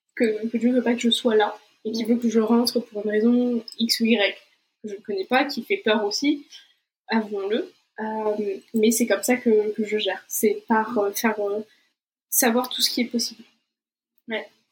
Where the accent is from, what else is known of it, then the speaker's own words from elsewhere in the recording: Brazil; moved away; also born or lived in Portugal / France; je suis brésilienne, donc j'ai pas de nationalité euh, européenne